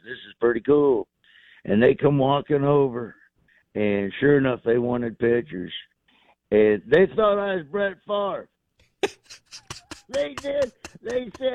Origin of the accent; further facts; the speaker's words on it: Florida, United States; I grew up in Florida